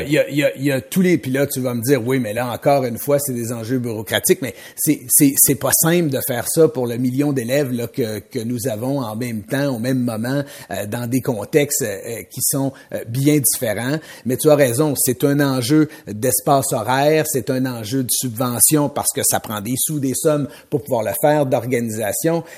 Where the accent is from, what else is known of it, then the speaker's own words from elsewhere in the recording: Mauricie, Quebec, Canada; de la Mauricie où j'ai grandi